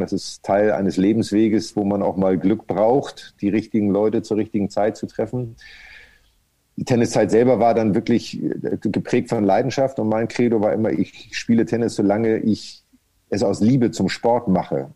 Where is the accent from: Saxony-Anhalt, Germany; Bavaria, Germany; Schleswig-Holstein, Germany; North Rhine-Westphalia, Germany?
Schleswig-Holstein, Germany; Kreis Pinneberg; now in Hamburg, Germany; ich bin wirklich nur in Pinneberg geboren. Also ich bin nur in dem Krankenhaus zur Welt gekommen und habe dann Pinneberg nie wieder in Anführungsstrichen gesehen, weil ich ja in einem Zaun aufgewachsen bin